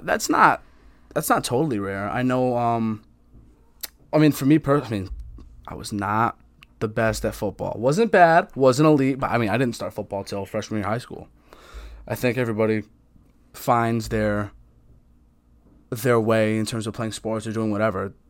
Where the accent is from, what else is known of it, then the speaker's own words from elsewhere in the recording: Connecticut, United States; I'm just Connecticut, everything. I could tell you everything about Connecticut